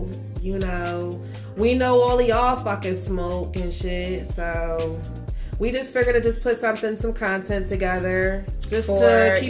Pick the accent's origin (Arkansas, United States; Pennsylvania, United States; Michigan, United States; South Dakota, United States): Pennsylvania, United States; Philadelphia; I'm from Philly. Some of you that are from up north, you guys can probably hear the accent in my voice.